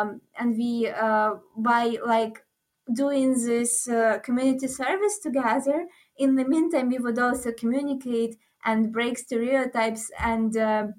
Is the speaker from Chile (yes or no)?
no; Ukraine